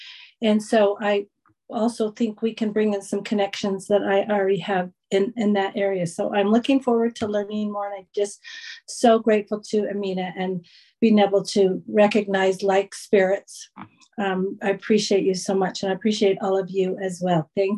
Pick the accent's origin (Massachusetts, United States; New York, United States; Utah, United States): Utah, United States; I am from Utah, and I have made a very strong connection with our legislators